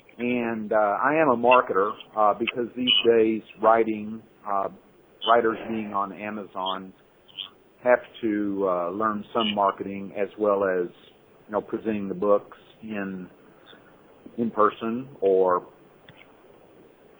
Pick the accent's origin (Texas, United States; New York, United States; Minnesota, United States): Texas, United States; Fort Worth; moved away as an adult; now in Hong Kong; I grew up in Cowtown, which is Fort Worth, Texas